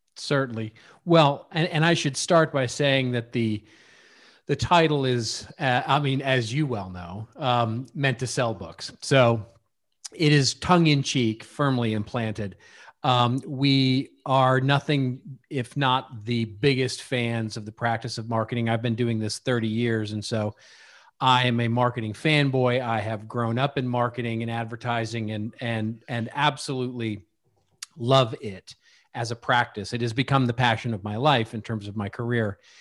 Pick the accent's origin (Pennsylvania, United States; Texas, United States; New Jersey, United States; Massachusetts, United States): Texas, United States; Dallas; now in Hidden Hills, United States; I grew up in Dallas